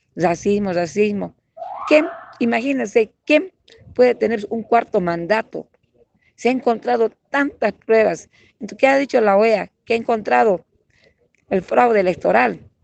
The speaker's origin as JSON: {"language": "Spanish", "country": "Bolivia", "said": "Todos los días estamos viviendo acá en Bolivia"}